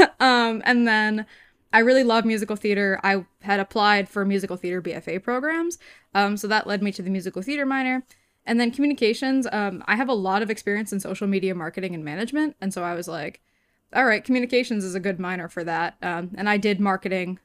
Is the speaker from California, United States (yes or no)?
no; Newton, Massachusetts, United States; this is home for me.